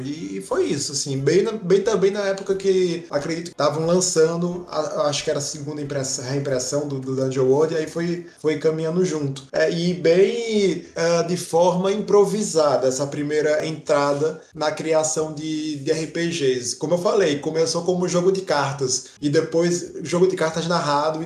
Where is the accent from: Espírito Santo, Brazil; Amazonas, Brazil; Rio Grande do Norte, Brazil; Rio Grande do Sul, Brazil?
Rio Grande do Norte, Brazil; Natal; de onde sou, com de onde a gente é, que é Natal, Rio Grande do Norte